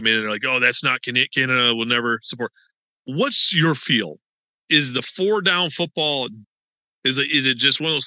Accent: Rochester, New York, United States; I'm from Western New York originally. I was born and raised in South Rochester

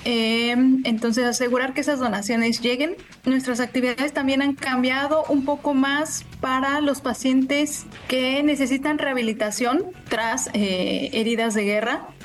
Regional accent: Mexico City, Mexico; Soy originaria de Ciudad de México

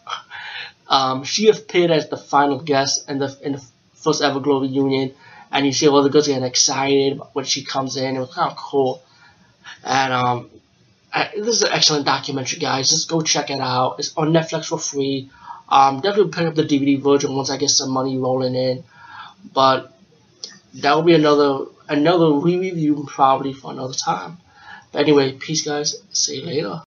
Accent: New York, United States; I'm from New York

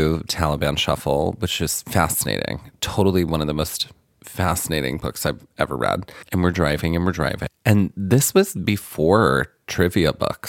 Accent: Biloxi, Mississippi, United States; I am from Biloxi.

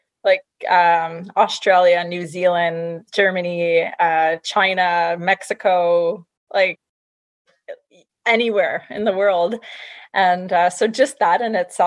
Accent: Montreal, Quebec, Canada; I'm originally from Montreal, Quebec, Canada

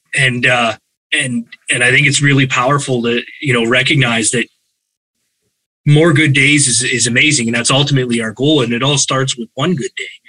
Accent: Calgary, Alberta, Canada; I was born and raised in Calgary

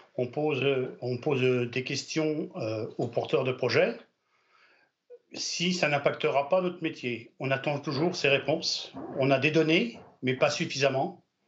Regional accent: Brittany, France; je suis breton, fier d'être breton, je défends ma nationalité bretonne

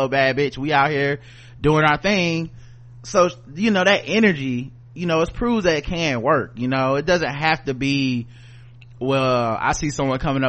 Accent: North Carolina, United States; we're from North Carolina

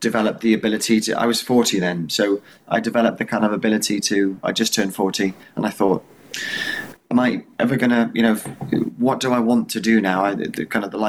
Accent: Wales, United Kingdom; now in Wiltshire, United Kingdom; I live in Wiltshire in the UK. I'm from Wales originally, which is one of the four countries in the UK

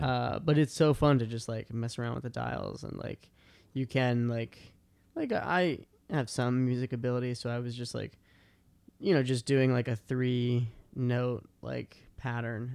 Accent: outside Boston, Massachusetts, United States; born or raised there; moved away

